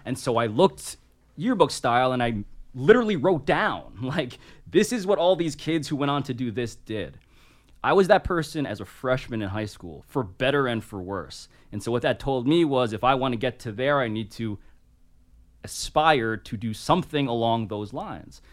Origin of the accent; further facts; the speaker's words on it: New York City, New York, United States; Grew up in Manhattan, born and raised, first person in my family, born in America